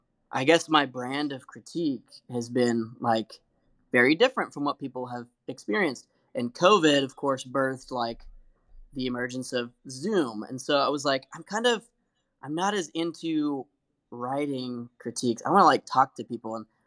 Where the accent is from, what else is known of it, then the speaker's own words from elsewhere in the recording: Liberty, Missouri, United States; He looked at the inside jacket and saw I was from Liberty, Missouri, which is just like it was like an hour and a half or 2 hours away from his town.